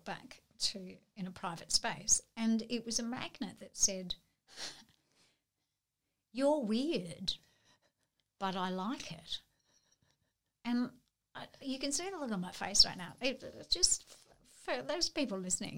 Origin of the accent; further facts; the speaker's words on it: Narrabri, New South Wales, Australia; moved away; I grew up in Narrabri in northwestern New South Wales